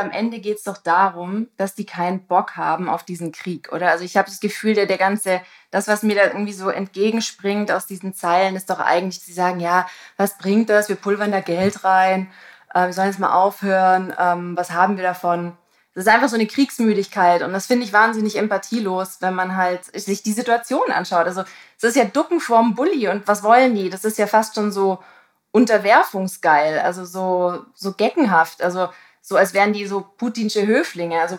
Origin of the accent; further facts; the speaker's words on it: Tübingen, Baden-Württemberg, Germany; now in Hamburg, Germany; Also ich komme aus der Ecke.